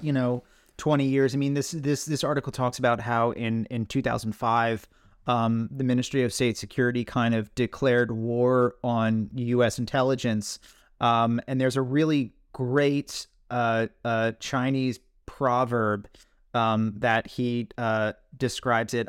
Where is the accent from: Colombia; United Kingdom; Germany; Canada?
United Kingdom; Scotland